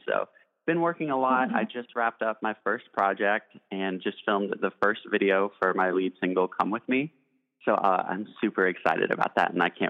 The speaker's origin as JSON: {"language": "English", "town": "Bowling Green", "region": "Kentucky", "country": "United States", "tie": "born or raised there", "moved": "yes", "lives_now": "Nashville, United States", "said": "I'm a 19-year-old pop recording artist and songwriter. Originally, I'm from Bowling Green, Kentucky, which is kind of odd for a lot of people in the pop industry. So kind of interesting that I'm a Southern boy, and I'm actually living in Nashville, Tennessee right now"}